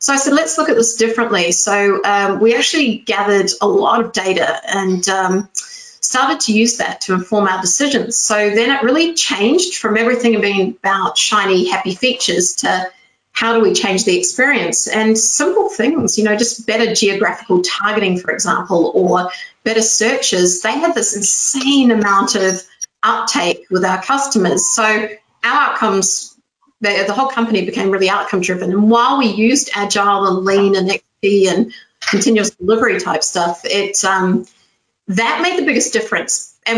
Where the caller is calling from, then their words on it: Porto, Norte, Portugal; Porto in Portugal, so it's northern Portugal.